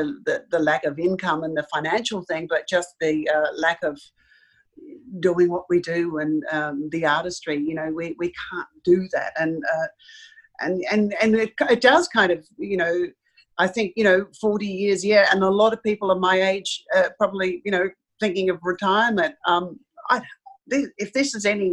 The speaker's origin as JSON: {"language": "English", "town": "Sydney", "region": "New South Wales", "country": "Australia", "tie": "born or raised there", "said": "I was born in Sydney, and we had a holiday house down at a place called Sussex Inlet"}